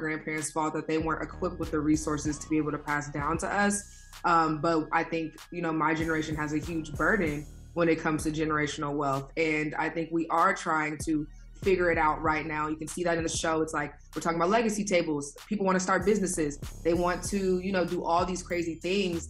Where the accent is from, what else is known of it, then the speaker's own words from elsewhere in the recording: Inglewood, California, United States; Born and raised in Inglewood, so that's kind of my relationship to South